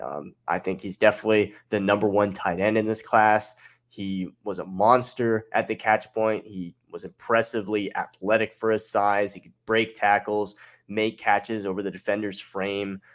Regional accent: Salt Lake City, Utah, United States; I'm actually from Salt Lake City, Utah

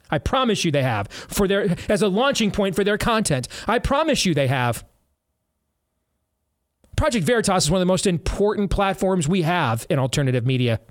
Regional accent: Iowa, United States; my home state of Iowa.

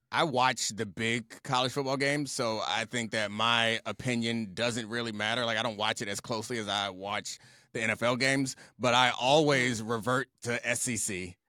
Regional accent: Baltimore, Maryland, United States; I grew up in Baltimore

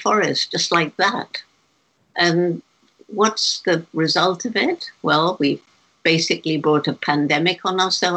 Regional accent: England, United Kingdom; moved away as an adult; when I was 10 years old, growing up in England

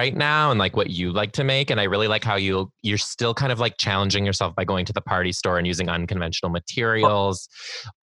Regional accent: Detroit, Michigan, United States; now in Washington, United States; So I'm originally from Detroit, and I was like maybe a sophomore or junior in high school

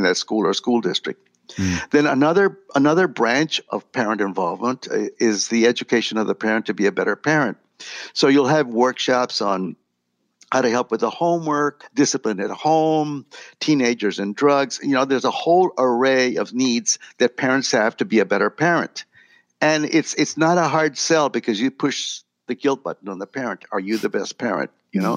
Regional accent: Laredo, Texas, United States; moved away as an adult; also born or lived in Del Rio, Texas; now in San Antonio, United States; I grew up in Laredo, a border town, border with Mexico.

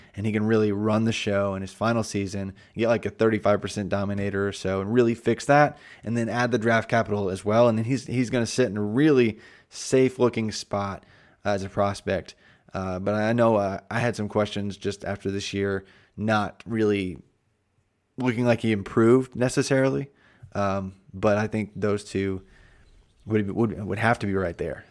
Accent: Indiana, United States; now in Tennessee, United States; I'm from Indiana

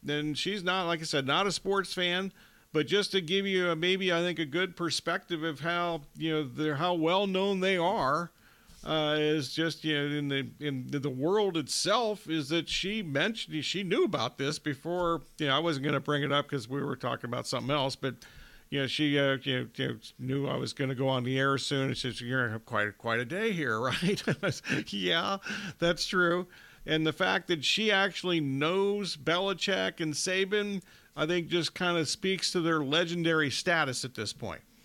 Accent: Ohio, United States; I grew up in Ohio

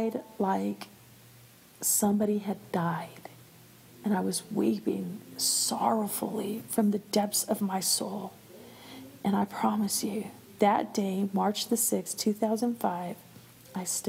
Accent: Albuquerque, New Mexico, United States; also born or lived in California; I was born right here in Albuquerque, New Mexico

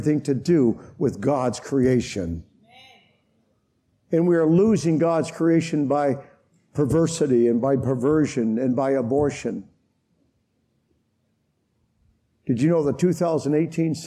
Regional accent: Canada; I come from Canada

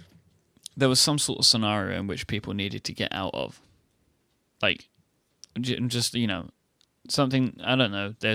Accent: United Kingdom; We're British.

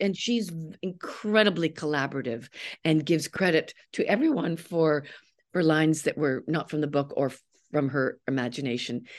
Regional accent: Canada; I'm a Canadian

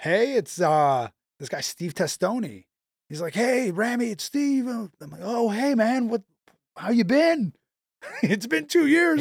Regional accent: Canada; also born or lived in Montreal; being Canadian

